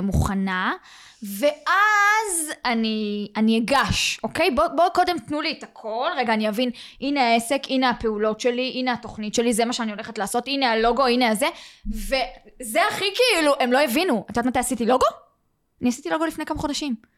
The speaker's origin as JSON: {"language": "Hebrew", "town": "Beersheba", "region": "Southern District", "country": "Israel", "said": "אני מגיעה מבאר שבע"}